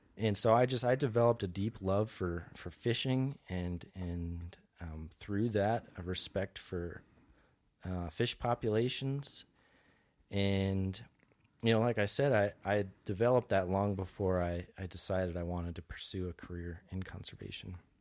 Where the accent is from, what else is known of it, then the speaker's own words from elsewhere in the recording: New Jersey, United States; also born or lived in suburb of Philadelphia, Pennsylvania; I'm originally from New Jersey. I grew up, uh, so I spent two-thirds of my life in, uh, a suburb of Philadelphia